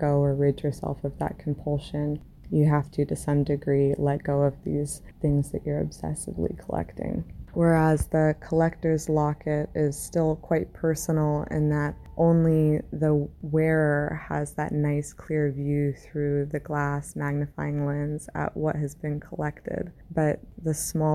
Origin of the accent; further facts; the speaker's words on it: Indiana, United States; now in Delaware, United States; I'm originally from Indiana in the United States. I'm currently based out of Delaware in the US